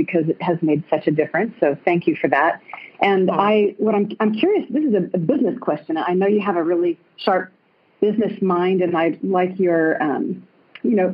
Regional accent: Austin, Texas, United States; I'm calling in from my balcony in Maui, but I'm not really from here. I'm going home soon. I'm from Austin, Texas.

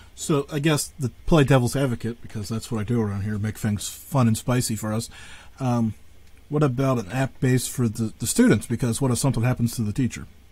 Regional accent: Northwest Pennsylvania, United States; I'm from Northwest

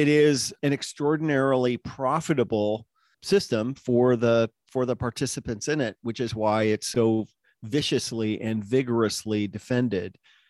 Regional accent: United States; I'm an American

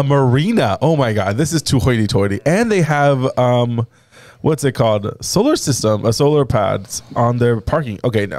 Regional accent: Lutz, Florida, United States; I was born and raised in Lutz.

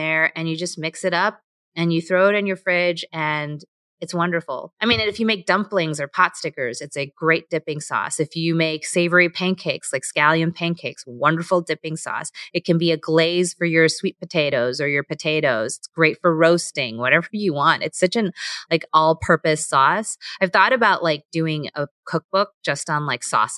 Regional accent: United States; I'm Korean American

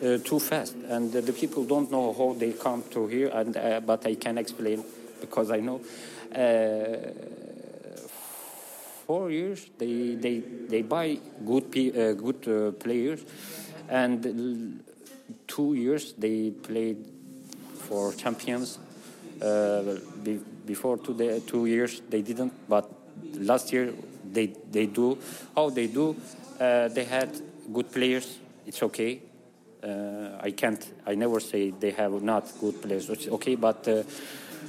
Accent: Istanbul, Turkey; English is a second language; from Istanbul.

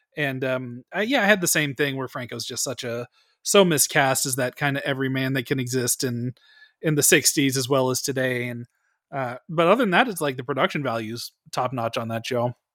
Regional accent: Bay Area of California, United States; Bay Area of California

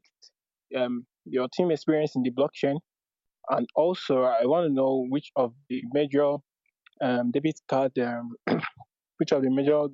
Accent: Nigeria; I'm actually a Nigerian.

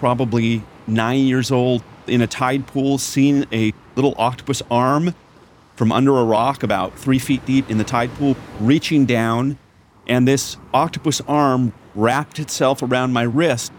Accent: Newport Beach, California, United States; now in Los Angeles, United States; I grew up in part in Corona del Mar in Newport Beach.

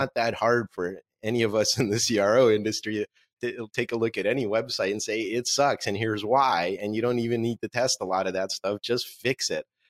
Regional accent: Moscow, Russia; first language Russian; English is a second language; moved away; This is my book in Russian, which is my native language. I was born in Moscow.

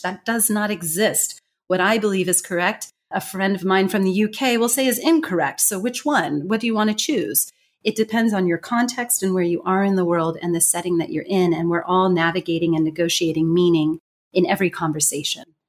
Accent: United States; accent: strong American; first language English; moved away; I have a strong American accent

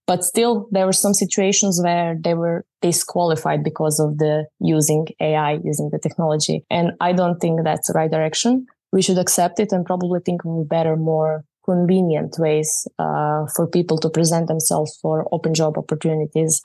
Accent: Croatia; I'm from Croatia

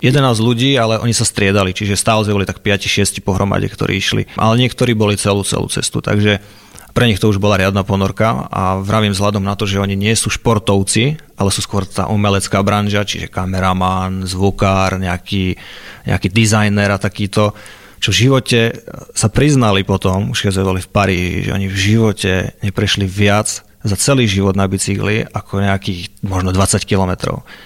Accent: Liptov, Žilina Region, Slovakia; od malička som jazdil vlastne v nízkych Tatrách, keďže som z Liptova

